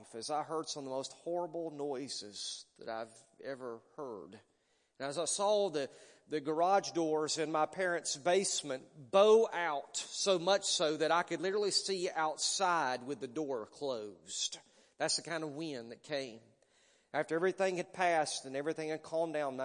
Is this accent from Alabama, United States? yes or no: yes; Pleasant Grove, Alabama, United States; now in McCalla, United States; I'm a Pleasant Grove boy. Matter of fact, I'm so much of a Pleasant Grove boy that I was the Spartan mascot in high school.